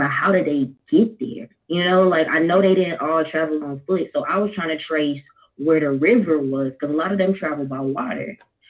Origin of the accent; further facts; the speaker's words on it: Los Angeles, California, United States; so my family, I came from Los Angeles, so I was on a reservation